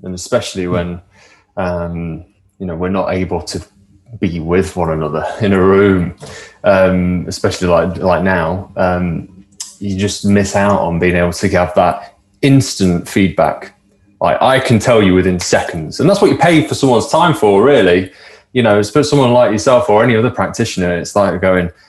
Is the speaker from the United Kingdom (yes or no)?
yes; Nottingham / Derbyshire, East Midlands, United Kingdom; Seeing as I'm from Nottingham in Derbyshire